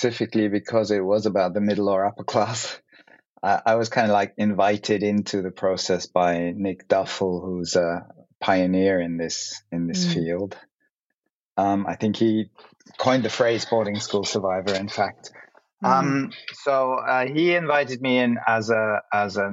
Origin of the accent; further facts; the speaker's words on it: Germany; I'm from Germany. That's where I work. That's where my practice is as well